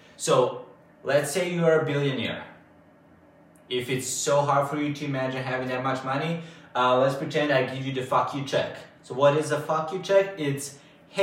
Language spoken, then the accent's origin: English; Bačka Topola, Vojvodina, Serbia; Bačka Topola, since this is my hometown